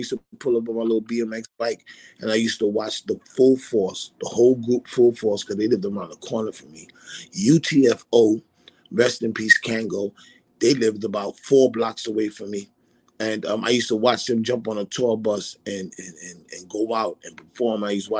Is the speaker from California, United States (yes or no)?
no; New York City, New York, United States; also born or lived in Bronx; I grew up in East Flatbush, Brooklyn. Born in the Bronx. Grew up in East Flatbush, Brooklyn. My parents is from Trinidad. I'm Trinidadian descendant.